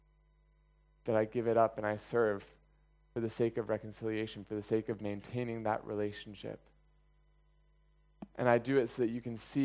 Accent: United States; moved away; I was born in America and I am an American

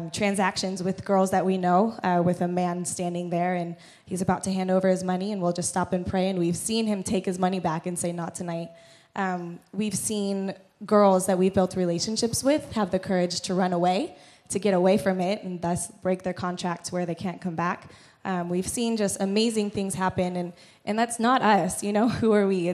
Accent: Missouri, United States; moved away as an adult; I'm from Missouri in the States

